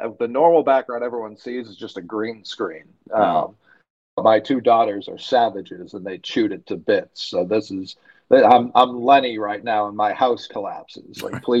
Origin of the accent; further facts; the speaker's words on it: Portland, Maine, United States; the Portland Sea Dogs, which is my hometown team